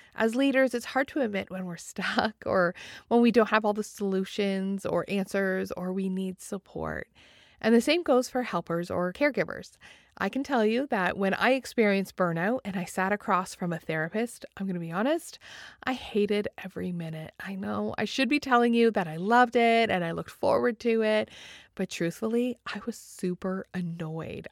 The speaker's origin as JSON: {"language": "English", "country": "Canada", "said": "I'm from Canada"}